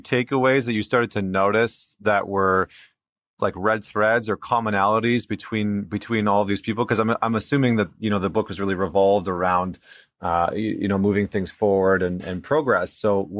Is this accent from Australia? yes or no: no; Canada; as a Canadian